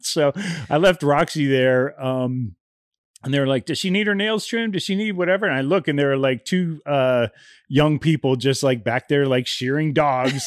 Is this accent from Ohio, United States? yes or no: yes; Ohio, United States; moved away; I grew up in Ohio